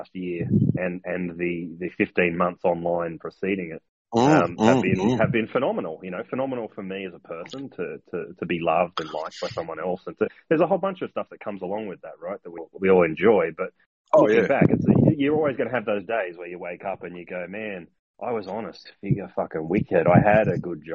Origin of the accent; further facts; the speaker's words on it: Australia; as an Australian